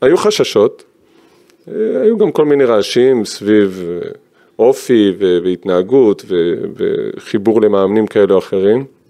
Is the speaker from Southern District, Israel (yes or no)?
no; Givatayim, Tel Aviv District, Israel; born or raised there